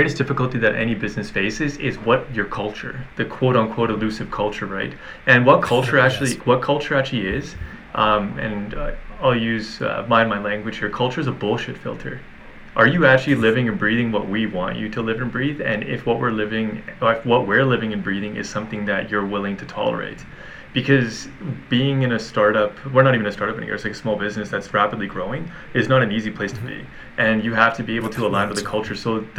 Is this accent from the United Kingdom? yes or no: no; Canada; But the bigger piece here is we're Canadian. We're a little bit isolated in relation to the States